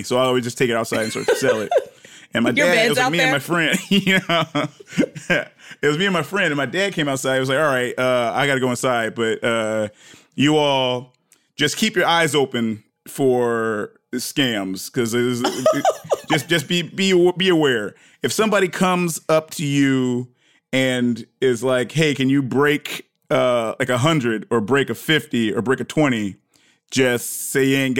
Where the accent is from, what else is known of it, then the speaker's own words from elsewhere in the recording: Detroit, Michigan, United States; also born or lived in Ghana; when I was a little kid, I grew up in Detroit, between Detroit and Ghana